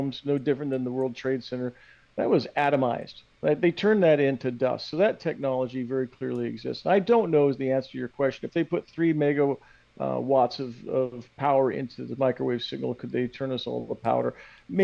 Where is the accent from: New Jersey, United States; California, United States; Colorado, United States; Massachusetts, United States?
Colorado, United States; Denver; my hometown in Denver, Colorado